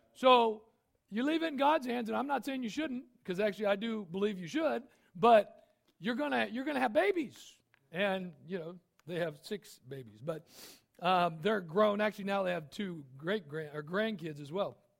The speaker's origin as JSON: {"language": "English", "country": "United States", "said": "I'm an American"}